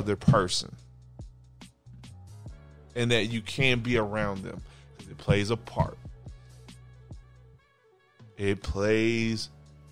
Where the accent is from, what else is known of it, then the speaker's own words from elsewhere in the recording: the South, United States; I'm from the South, and I love it. So it's always going to be yes, ma'am, no, ma'am.